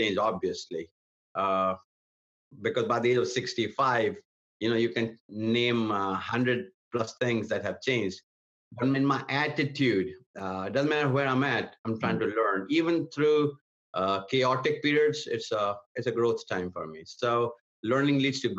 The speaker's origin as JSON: {"language": "English", "country": "India", "tie": "born or raised there", "also_born_or_lived": "Atlanta, Georgia / Portland, Oregon / Hartford, Michigan", "moved": "as an adult", "lives_now": "United States", "said": "I was born and raised in India in a pastor's home. Came to the United States"}